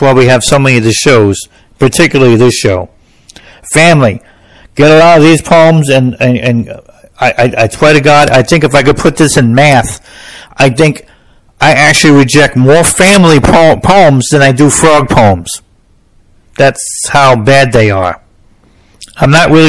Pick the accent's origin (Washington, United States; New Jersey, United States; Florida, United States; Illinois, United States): New Jersey, United States; I'm from New Jersey, so we don't have county fairs